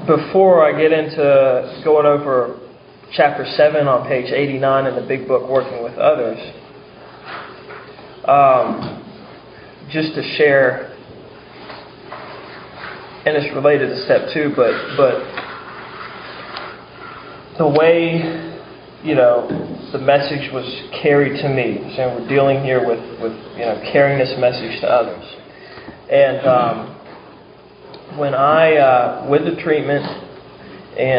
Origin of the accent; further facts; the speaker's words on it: Charleston, South Carolina, United States; I was from Charleston, South Carolina